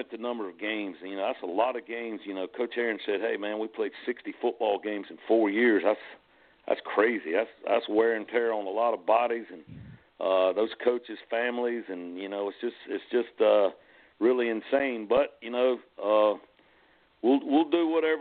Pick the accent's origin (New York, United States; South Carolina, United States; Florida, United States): South Carolina, United States; York; I was born and raised in York, played at York